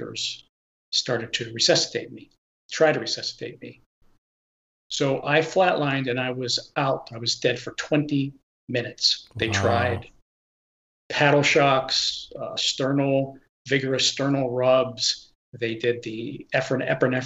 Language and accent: English; Pittsburgh, Pennsylvania, United States; moved away; I'm originally from the Pittsburgh area